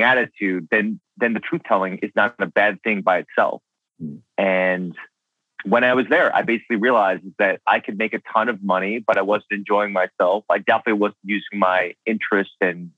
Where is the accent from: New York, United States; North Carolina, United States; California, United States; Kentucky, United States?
New York, United States; I grew up in New York